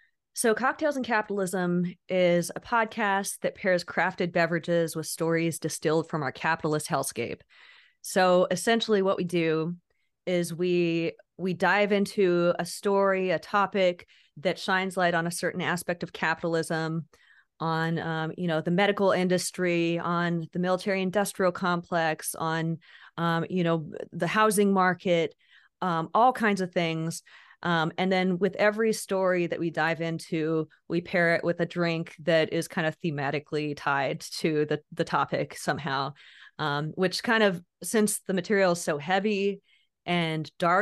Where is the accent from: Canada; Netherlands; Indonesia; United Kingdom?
Indonesia; now in United States; So basically, I grew up overseas. I grew up in Indonesia